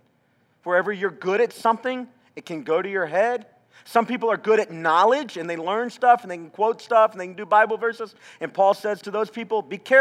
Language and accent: English; the South, United States; moved away; I'm from the South. We still do that down there